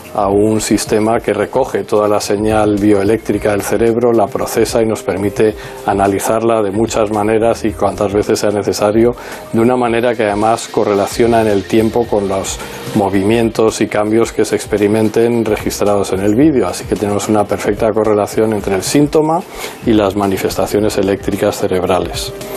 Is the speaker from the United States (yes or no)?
yes; Newport News, Virginia, United States; also born or lived in Minnesota / Chicago / Minneapolis; now in Spain; Nací en Newport News, Virginia.